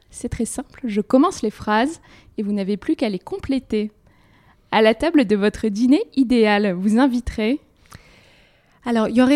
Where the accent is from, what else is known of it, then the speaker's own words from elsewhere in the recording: Courbevoie, Île-de-France, France; j'ai grandi à Courbevoie, euh, donc en toute proche région